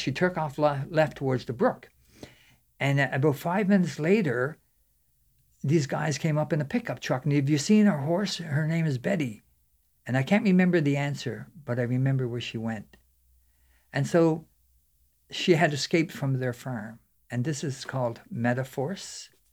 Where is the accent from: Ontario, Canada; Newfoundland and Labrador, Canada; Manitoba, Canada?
Newfoundland and Labrador, Canada; when I was growing up in Newfoundland, I was about twelve or thirteen years old